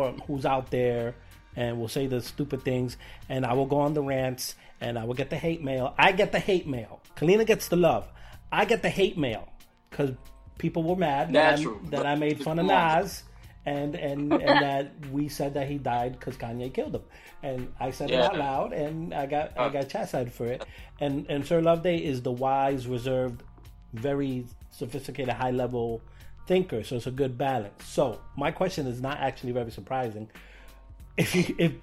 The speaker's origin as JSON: {"language": "English", "town": "New York City", "region": "New York", "country": "United States", "tie": "born or raised there", "said": "I grew up here in New York and Brooklyn"}